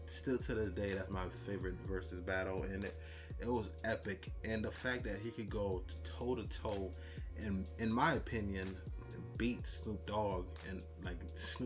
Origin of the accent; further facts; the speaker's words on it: New Jersey, United States; growing up in Jersey, you know, the brother, stepbrother of New York